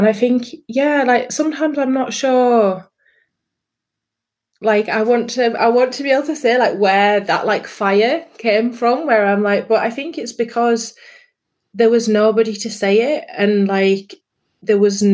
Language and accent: English; Yorkshire and the Humber, United Kingdom; moved away as an adult; also born or lived in London; in a rural setting in North Yorkshire.